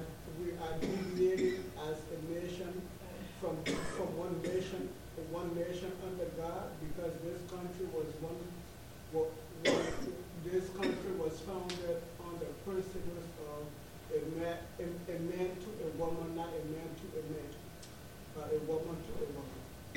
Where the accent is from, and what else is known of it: Liberia